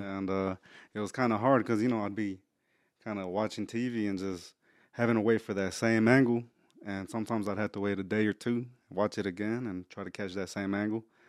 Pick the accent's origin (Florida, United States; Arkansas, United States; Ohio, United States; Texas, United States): Texas, United States; Houston; I was raised in Spring Branch